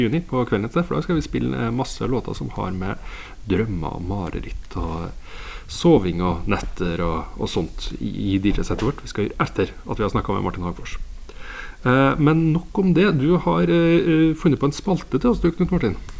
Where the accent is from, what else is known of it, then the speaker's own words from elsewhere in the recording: Steinkjer, Trøndelag, Norway; nå er jeg jo jeg fra Steinkjer